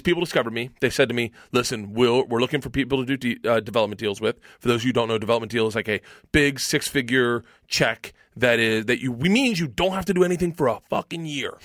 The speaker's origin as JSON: {"language": "English", "town": "Tampa", "region": "Florida", "country": "United States", "tie": "born or raised there", "said": "I grew up in Tampa"}